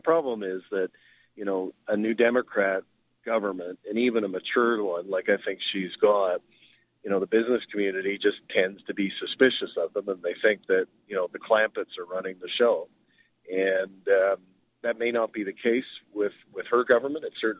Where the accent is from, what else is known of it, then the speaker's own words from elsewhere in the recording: Calgary, Alberta, Canada; moved away; It is weird being back home here, because I'm from Calgary